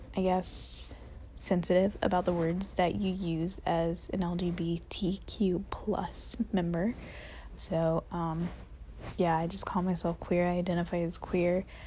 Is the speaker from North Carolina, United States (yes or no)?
yes; Goldsboro, North Carolina, United States; moved away as an adult; I grew up in Goldsboro, North Carolina